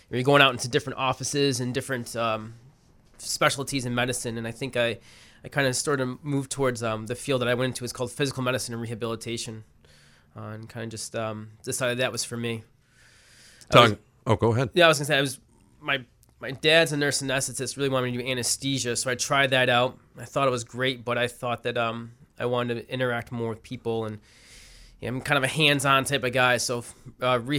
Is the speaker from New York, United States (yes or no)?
yes; Syracuse, New York, United States; moved away as an adult; also born or lived in Baltimore, Maryland; Uh, yeah, I grew up in Syracuse